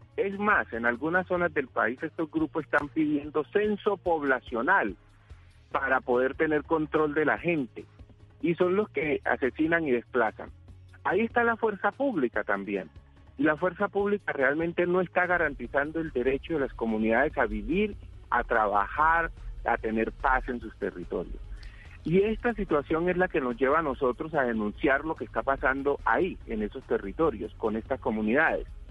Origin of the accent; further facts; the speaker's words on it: Colombia; ¿somos o no somos colombianos?